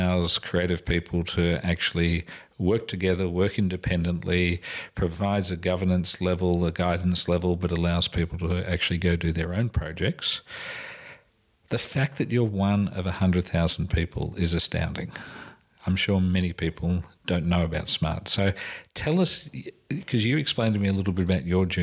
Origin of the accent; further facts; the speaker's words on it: England, United Kingdom; accent: English; my English accent